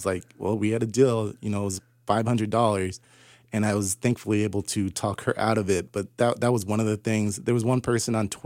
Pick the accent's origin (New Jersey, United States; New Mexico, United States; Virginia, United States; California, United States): California, United States; Southern; I grew up in Southern California in the late 80s and the early 90s